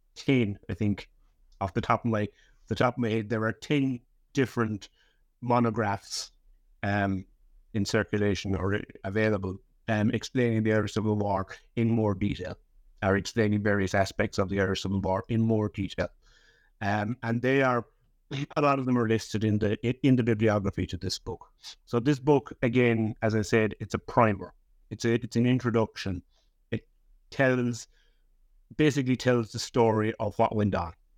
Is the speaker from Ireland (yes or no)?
yes; Leap, Munster, Ireland; also born or lived in Cork City; I was born in, in, in Cork City. Um, but I grew up in a little village called Lep, which is about fifty miles southwest of, of Cork City on the, on the southern coast of Ireland